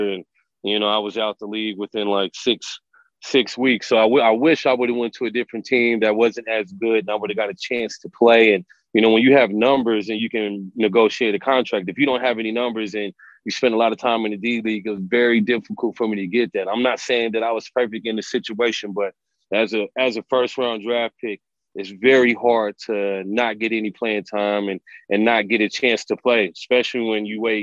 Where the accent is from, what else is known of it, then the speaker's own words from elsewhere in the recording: Oklahoma City, Oklahoma, United States; moved away as an adult; also born or lived in Kansas; now in New Mexico, United States; I'm from the Oklahoma City area, and I spent my first 2 years of college at the University of Kansas